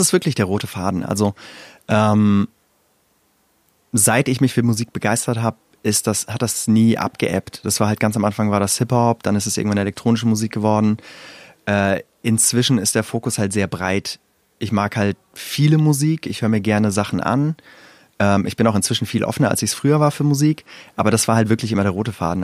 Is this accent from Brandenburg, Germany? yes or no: no; Wiesbaden, Hesse, Germany; born or raised there; moved away as an adult; also born or lived in Iran; now in Berlin, Germany